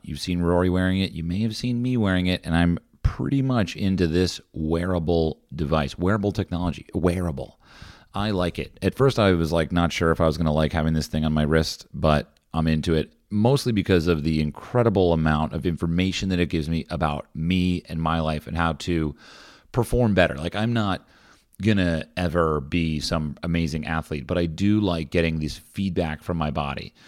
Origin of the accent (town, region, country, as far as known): United States